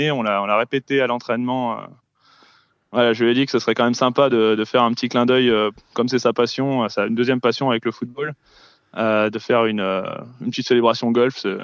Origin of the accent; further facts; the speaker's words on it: Lyon, Auvergne-Rhône-Alpes, France; Ah bah ouais, là, c'était, ah, bah, c'était magnifique. je pense que ça fait, ça fait plaisir. Au moins, ça met, on supporte Lyon